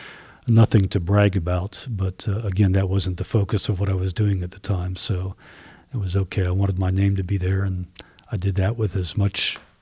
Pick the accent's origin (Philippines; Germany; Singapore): Germany; moved away; I was born in Germany, and by blood, I am German